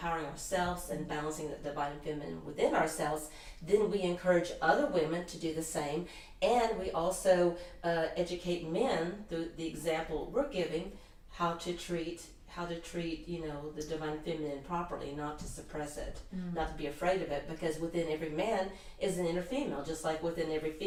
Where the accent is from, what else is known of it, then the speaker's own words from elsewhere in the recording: United States; here I'm an American